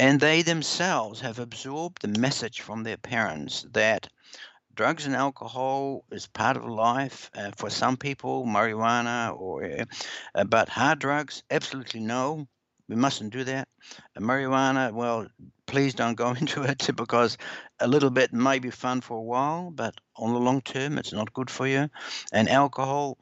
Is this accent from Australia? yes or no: no; Netherlands; now in New Zealand; I'm originally from the Netherlands, so I go back there a lot.